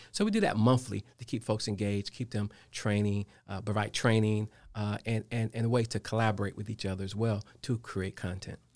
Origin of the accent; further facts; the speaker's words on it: Dayton, Ohio, United States; now in Charlotte, United States; I'm from Dayton, Ohio